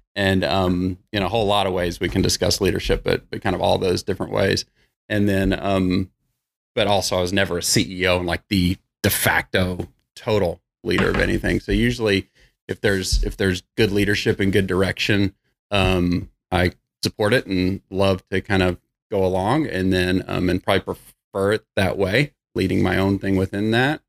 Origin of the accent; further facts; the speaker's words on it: Irving, Texas, United States; also born or lived in Bedford, Texas; So just grew up in Irving, moved to Bedford, went to high school in Bedford